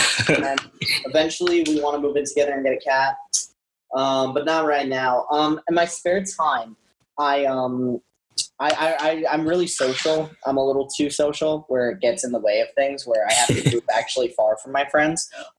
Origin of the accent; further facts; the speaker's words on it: New York, United States; Being a New Yorker, you're used to getting punched in the face by life over and over again.